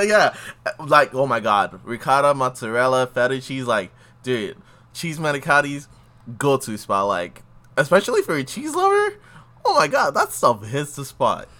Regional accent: Houston, Texas, United States; moved away; also born or lived in Los Angeles; I'm from Houston, Texas

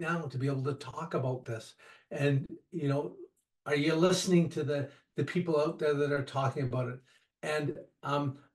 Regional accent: Canada; I'm Canadian

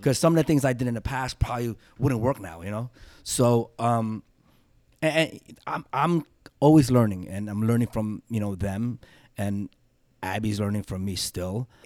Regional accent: New York, United States; growing up in New York

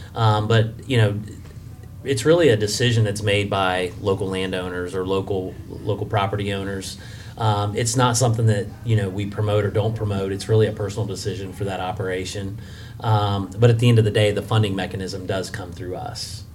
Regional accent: West Alexandria, Ohio, United States; born and raised in West Alexandria in Preble County

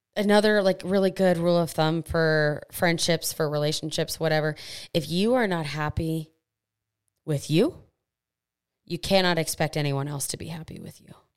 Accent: United States

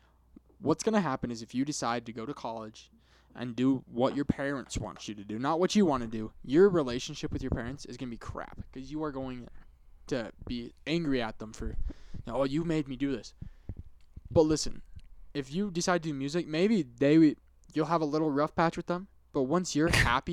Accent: Utah, United States; I'm as Utah as it gets

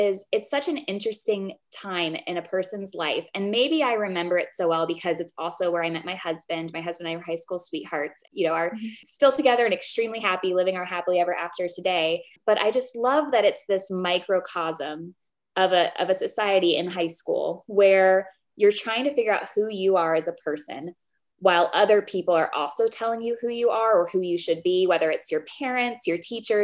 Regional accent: Columbus, United States; moved away; I grew up in Columbus

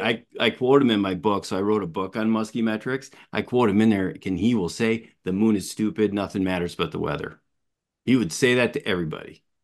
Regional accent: Appleton, Wisconsin, United States; I was born and raised early years in Appleton

